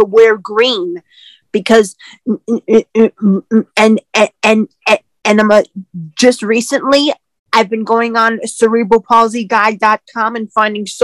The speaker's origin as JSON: {"language": "English", "town": "New York City", "region": "New York", "country": "United States", "said": "I am from Queens, New York"}